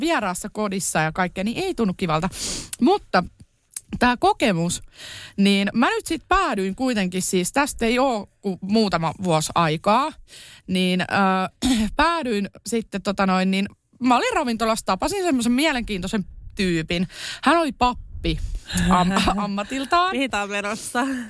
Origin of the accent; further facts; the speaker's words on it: Kerava, Uusimaa, Finland; also born or lived in Tampere; Mä oon siis Keravalta lähtöisin lapsuuteni elänyt siellä